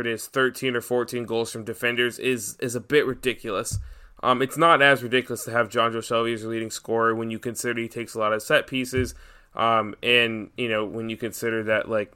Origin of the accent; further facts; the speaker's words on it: Atlanta, Georgia, United States; I'm from Atlanta